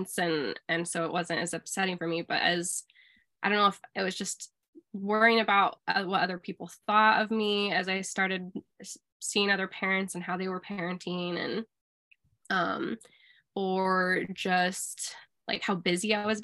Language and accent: English; Colorado, United States; moved away as an adult; We are from Colorado